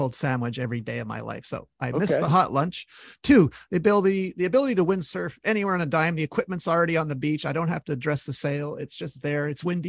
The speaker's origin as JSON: {"language": "English", "town": "Montreal", "region": "Quebec", "country": "Canada", "said": "reason I stayed almost 10 years because I'm from Montreal. You know how cold it gets here."}